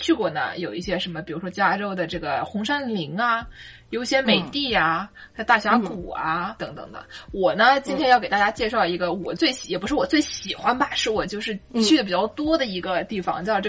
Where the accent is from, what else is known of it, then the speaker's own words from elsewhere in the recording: Nanjing, Jiangsu, China; accent: Nanjing dialect; moved away as an adult; now in United States; 我们南京话就可以出来了